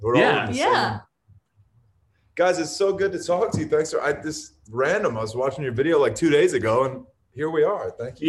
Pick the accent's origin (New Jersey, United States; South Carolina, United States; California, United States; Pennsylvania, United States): South Carolina, United States; also born or lived in Mississippi / Florida; We grew up in South Carolina, then we moved to Mississippi, and then we moved to South Florida. So all the Bible Belt stuff checked a lot of those boxes.